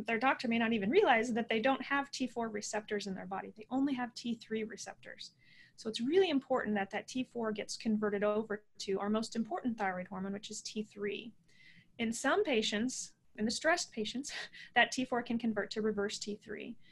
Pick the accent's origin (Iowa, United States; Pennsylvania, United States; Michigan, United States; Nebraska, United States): Iowa, United States; Midwest; born and raised in the Midwest.